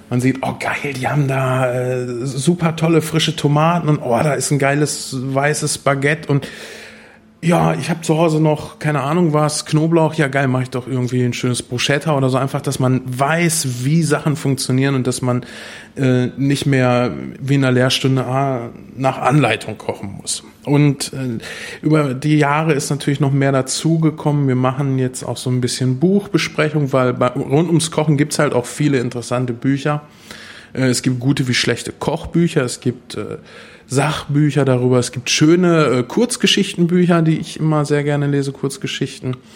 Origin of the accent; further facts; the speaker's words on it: Espelkamp, North Rhine-Westphalia, Germany; born there; now in Uffeln, Germany; gebürtig bin ich aus Esbekamp, eine sehr schöne kleine Stadt, bin dann äh, in der Nähe von Minden jetzt beheimatet